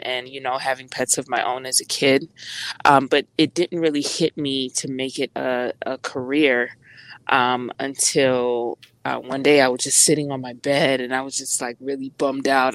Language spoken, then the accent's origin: English; United States; I'm Jamaican American, by the way. So I was always teased in school, you know, because I wasn't like the other Black American kids.